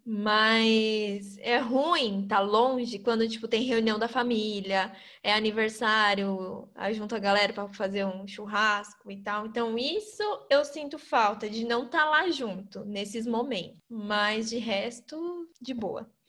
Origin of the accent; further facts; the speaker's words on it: São Paulo, Brazil; moved away as an adult; Eu nasci em São Paulo, morei grande parte da minha vida na Zona Leste também. Morava na Vila Ema.